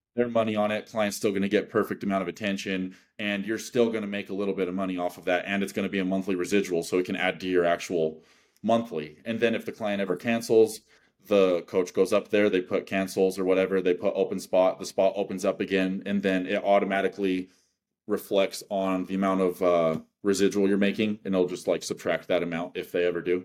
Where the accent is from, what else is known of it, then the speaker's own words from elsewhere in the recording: Wyoming, United States; I'm from Wyoming